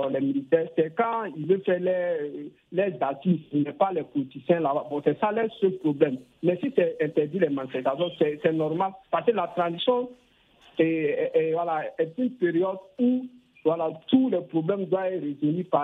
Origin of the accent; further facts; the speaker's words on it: Guinea; moved away; j'aspire à la démocratie dans mon pays d'origine qui est la Guinée